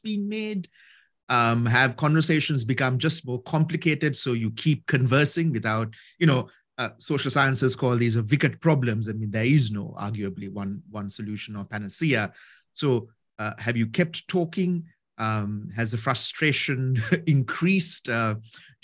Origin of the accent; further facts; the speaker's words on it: Sri Lanka; I'm from Sri Lanka